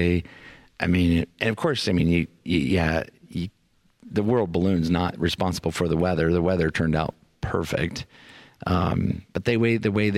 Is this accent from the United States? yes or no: yes; Indiana, United States; now in Albuquerque, United States; I'm from Indiana